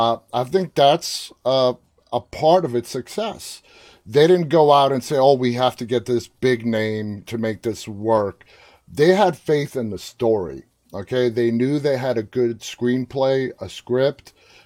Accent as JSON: {"language": "English", "region": "New York", "country": "United States", "tie": "born or raised there", "said": "I grew up in New York"}